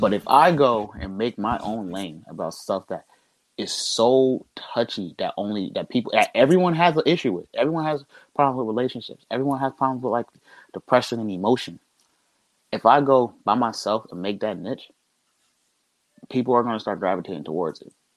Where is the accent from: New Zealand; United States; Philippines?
United States; Trenton, New Jersey; I'm from Trenton